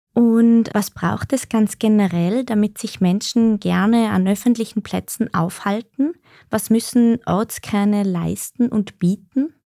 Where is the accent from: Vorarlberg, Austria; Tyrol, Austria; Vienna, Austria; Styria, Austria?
Tyrol, Austria; Wir stammen ja beide aus Tirol